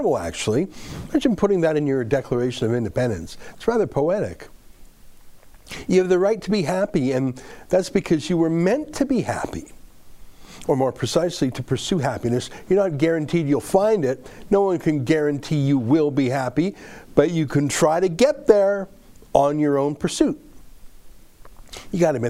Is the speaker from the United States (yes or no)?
no; Canada; I'm a Canadian